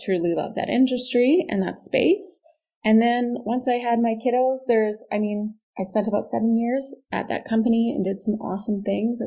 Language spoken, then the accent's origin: English; Saskatoon, Saskatchewan, Canada; born and raised in Saskatoon